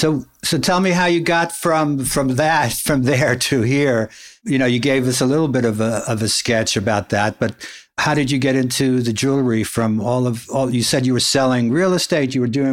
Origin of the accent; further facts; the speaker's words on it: New York City, New York, United States; I grew up in Brighton Beach.